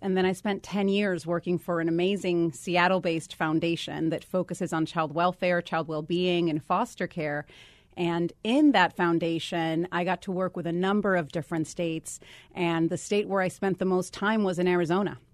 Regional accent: Guaynabo, Puerto Rico; moved away as an adult; also born or lived in Dallas, Texas / Washington, D.C.; I am a native of Puerto Rico. I grew up there, went to high school there, and then came to do college in the mainland

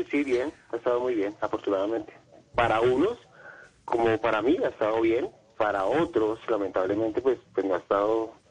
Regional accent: Bogotá, Colombia; Soy, soy bogotano y vivo en Bogotá, sí, ok.

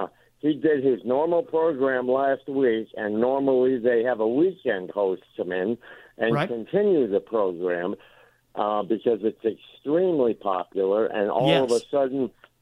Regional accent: Connecticut, United States; moved away as an adult; now in Malden, United States; I'm originally from Connecticut. I've been here since 2010.

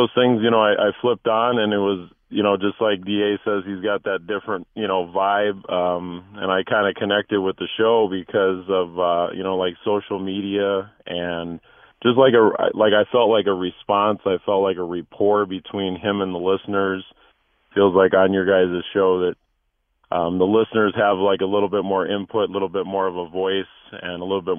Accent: Minnesota, United States; also born or lived in California; now in Tucson, United States; Okay, so I'm originally from Minnesota, kind of a transplant to California, and then we moved to Tucson in '99.

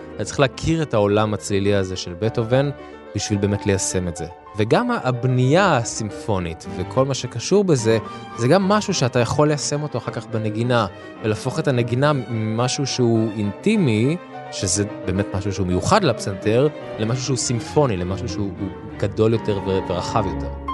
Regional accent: Israel; למקום שבו גדלתי, לקהילה הישראלית

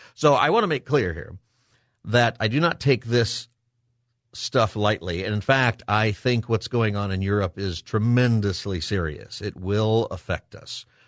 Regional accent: Palmdale, California, United States; I grew up in Palmdale, and Edwards Air Force Base, not too far away.

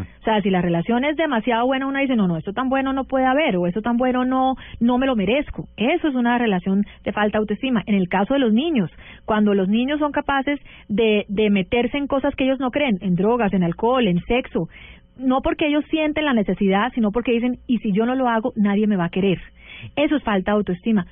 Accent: United States; yo crecí en Estados Unidos

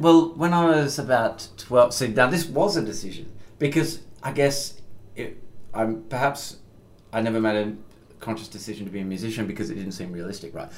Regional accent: Perth, Western Australia, Australia; now in Melbourne, Australia; where I grew up in Perth

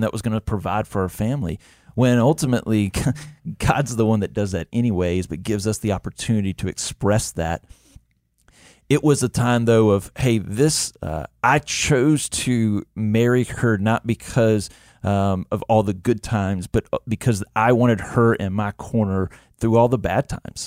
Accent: Montgomery, Alabama, United States; born and raised in Montgomery, Alabama

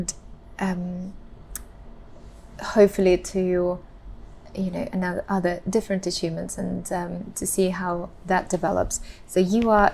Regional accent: Russia; So I come from Russia and we eat cabbage a lot.

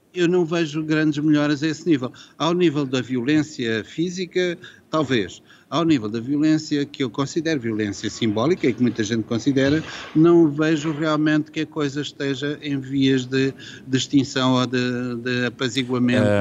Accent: Coimbra, Centro, Portugal; also born or lived in Lisbon; Eu, por acaso, sou de Coimbra e conheço bem Coimbra

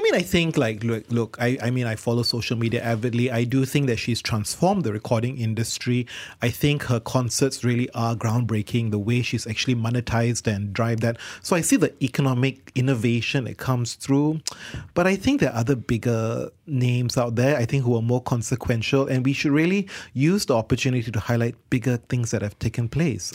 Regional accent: Malaysia; in our country where we are diverse and multicultural

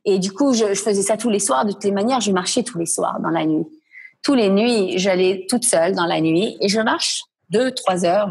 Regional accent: Quebec, Canada; also born or lived in Paris / Milan / New York / London; now in Ashkelon area, Israel; Je suis québécoise d'origine marocaine des deux parents

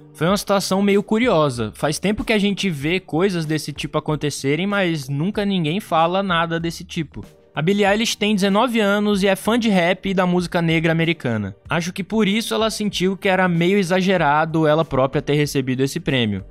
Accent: Brazil; eu sou brasileiro

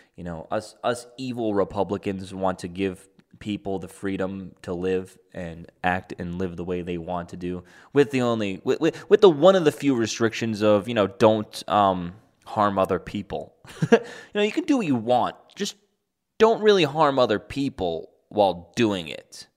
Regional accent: New York, United States; I'm a New Yorker

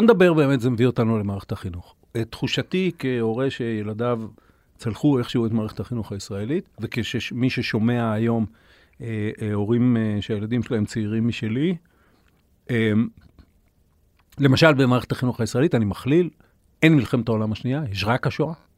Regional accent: Kiryat Bialik, Haifa District, Israel; אני גדלתי בקריות, אה, בקריית ביאליק

